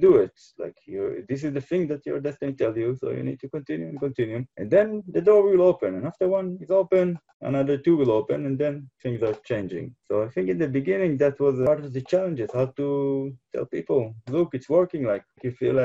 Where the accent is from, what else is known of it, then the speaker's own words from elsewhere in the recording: Jerusalem, Jerusalem District, Israel; I come from Israel, from Jerusalem. It's very spiritual. It's very connected to Judaism, as to live in Jerusalem. You're part of the history all the time. You feel, and I was born here